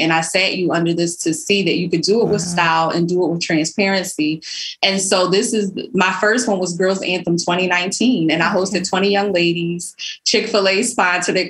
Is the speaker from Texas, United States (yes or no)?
no; Philadelphia, Pennsylvania, United States; when I was young growing up in Philly